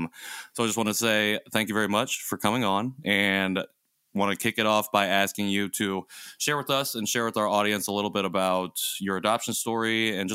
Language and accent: English; Indiana, United States; growing up in Indiana, until recently, we've always had snow on Christmas.